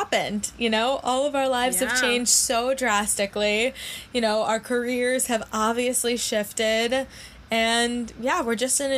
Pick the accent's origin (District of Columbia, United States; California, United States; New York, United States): New York, United States; New York City; I grew up in New York City, born and raised in an apartment in the middle of Manhattan